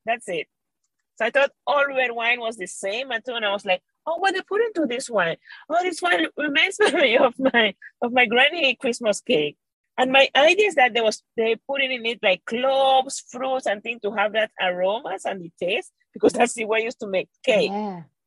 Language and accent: English; Venezuela; moved away as an adult; now in Perth, Australia; I was raised and born in Venezuela